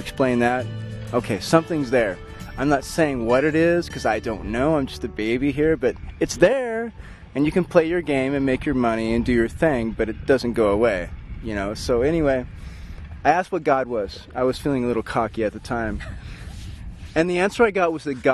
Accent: Sweet Home, Oregon, United States; growing up in Sweet Home, a poor logging town

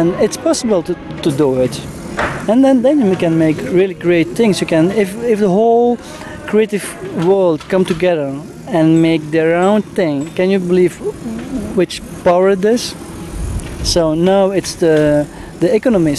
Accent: Belgium; We come from Belgium

